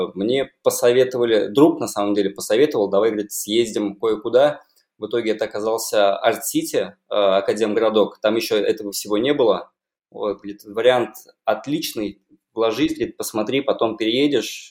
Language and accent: Russian; Kazan, Tatarstan, Russia; я родился в Казани. Где-то, наверное, лет до 10 прожил на Достоевского.